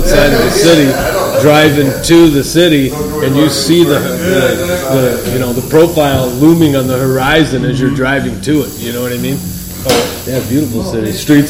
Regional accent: Chicago, Illinois, United States; moved away; Yeah, that's where I'm from.

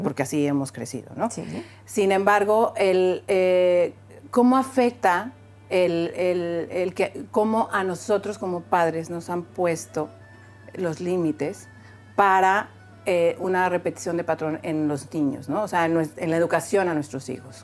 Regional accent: Mexico; soy mexicana

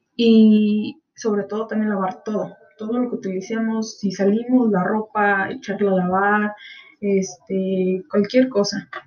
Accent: Mexico; como mexicanos tenemos esa costumbre

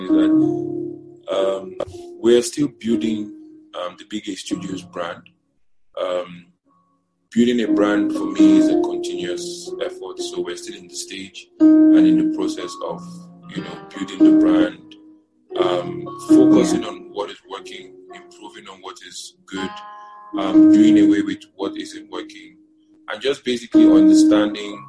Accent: Niger State, Nigeria; also born or lived in Abia State; I was born and raised in the north. I was born and raised in Niger State.

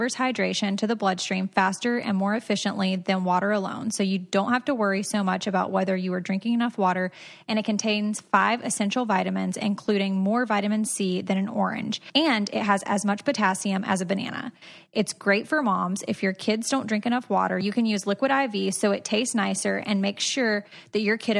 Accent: Georgia, United States; And I'm from Georgia, so

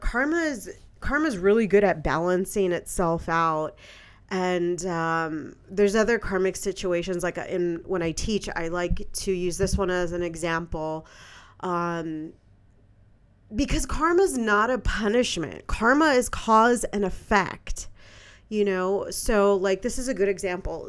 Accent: San Francisco, California, United States; moved away; I'm born and raised in San Francisco, California. You know, that's my hometown

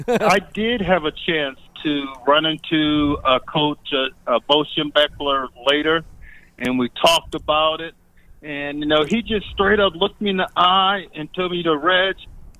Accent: Flint, Michigan, United States; moved away as an adult; now in Sarasota, United States; I was born in Flint, Michigan

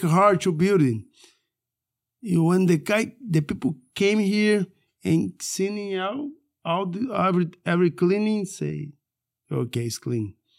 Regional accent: Manaus, Amazonas, Brazil; moved away; also born or lived in Rio de Janeiro; I came from Manaus

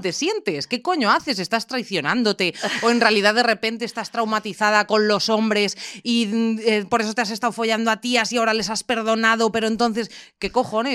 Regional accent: Ávila, Castile and León, Spain; moved away; yo básicamente vengo de Ávila, de un entorno ultra mega cerrado

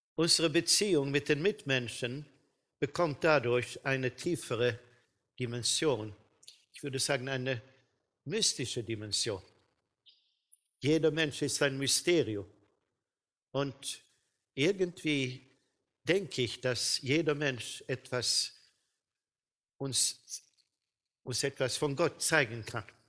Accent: Sweden; bei uns in Schweden

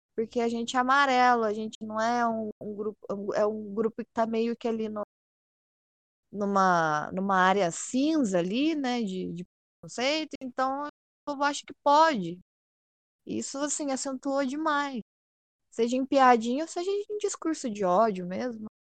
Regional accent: Poços de Caldas, Minas Gerais, Brazil; eu sou de Poços de Caldas, do sul de Minas

